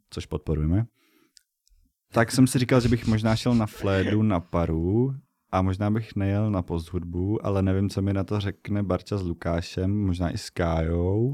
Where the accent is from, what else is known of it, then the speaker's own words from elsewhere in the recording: Bohemia, Czechia; já jsem z Čech